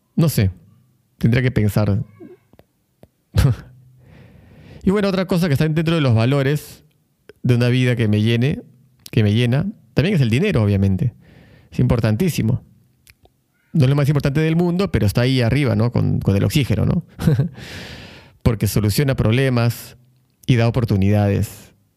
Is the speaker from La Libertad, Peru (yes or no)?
no; Lima, Peru; moved away as an adult; now in Buenos Aires, Argentina; yo vengo de Lima, Perú, y Perú es un país, al igual que México, Ecuador, Colombia, muy apegado a la religión